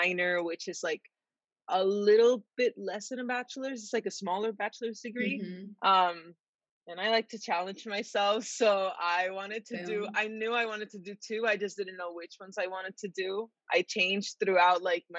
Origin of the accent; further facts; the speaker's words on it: San Juan, Puerto Rico; moved away as an adult; now in United States; I'm from San Juan, Puerto Rico